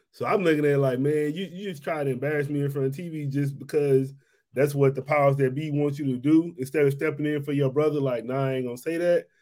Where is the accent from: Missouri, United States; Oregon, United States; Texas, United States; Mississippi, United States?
Mississippi, United States; moved away; I am from Mississippi